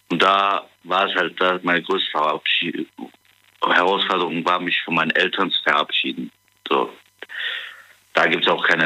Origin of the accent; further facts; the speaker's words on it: Cologne, North Rhine-Westphalia, Germany; ich komme aus Köln. Ich bin 17 Jahre alt.